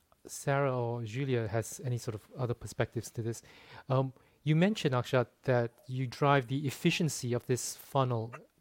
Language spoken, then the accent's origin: English; Singapore; I'm from Singapore